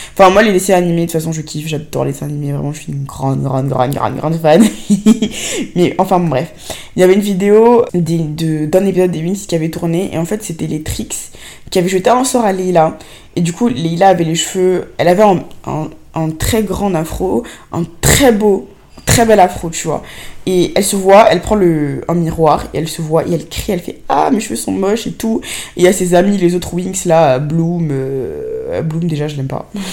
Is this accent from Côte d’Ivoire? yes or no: yes; Côte d’Ivoire; moved away; also born or lived in Senegal; j'ai grandi en Afrique noire, tu vois, en Côte d'Ivoire, au Sénégal.